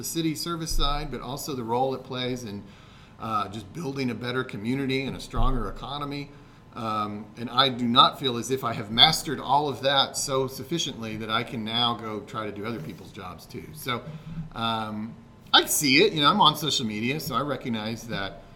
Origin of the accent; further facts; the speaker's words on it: Oklahoma City, Oklahoma, United States; I was raised in Oklahoma City